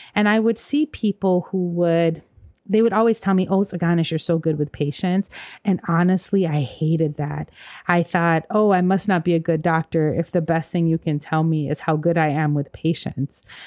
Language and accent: English; Ethiopia; now in St. Paul, United States; I'm Ethiopian and from African cultures